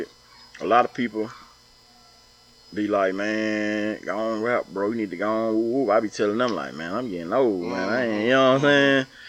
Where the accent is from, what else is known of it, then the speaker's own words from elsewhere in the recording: the South, Southern United States, United States; also born or lived in New York / Atlanta, Georgia; now in Louisiana, United States; I'm just a South. I'm from down South.